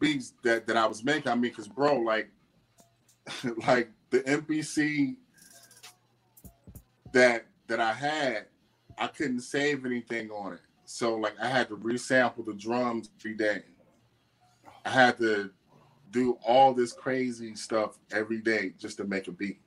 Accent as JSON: {"language": "English", "town": "Atlanta", "region": "Georgia", "country": "United States", "said": "I'm from Atlanta."}